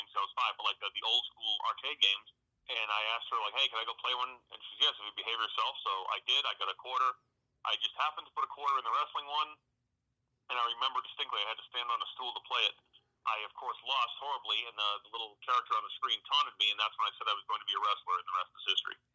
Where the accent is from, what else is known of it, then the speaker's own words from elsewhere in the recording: North Oxford, Massachusetts, United States; moved away as an adult; also born or lived in Louisville, Kentucky / Los Angeles, California / Florida; I'm home right now, uh, where I grew up in North Oxford, Massachusetts.